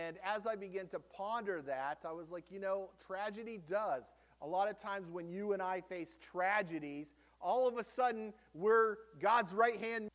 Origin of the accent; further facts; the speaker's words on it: United States; as an American